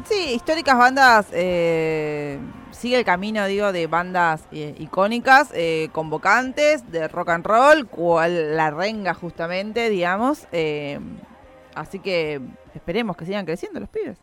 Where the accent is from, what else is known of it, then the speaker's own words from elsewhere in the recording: La Plata, Buenos Aires Province, Argentina; quienes somos platenses